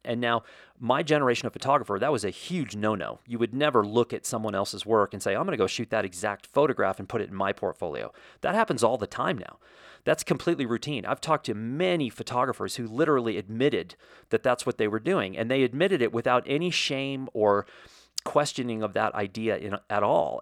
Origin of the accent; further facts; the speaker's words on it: United States; as an American